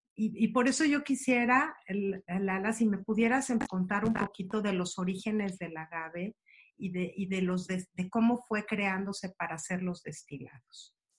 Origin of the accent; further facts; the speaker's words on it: Mexico; los que somos mexicanos